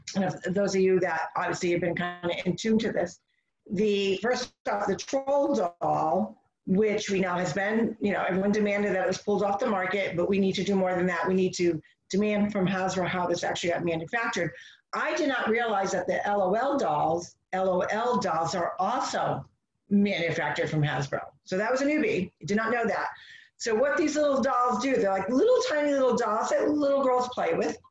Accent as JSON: {"language": "English", "country": "United States", "said": "as American"}